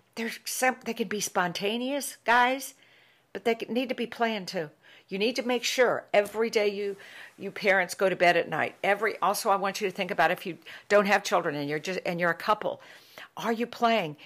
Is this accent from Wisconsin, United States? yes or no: no; Ohio, United States; I was born and lived in a, a, in a very work ethic family, culture and society when I was a child growing up in Ohio.